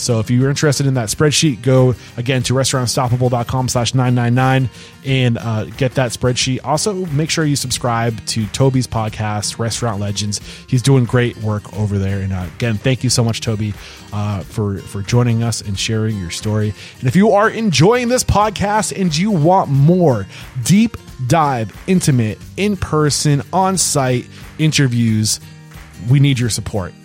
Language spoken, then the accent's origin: English; New Hampshire, United States; I grew up in New Hampshire where there wasn't a lot of diversity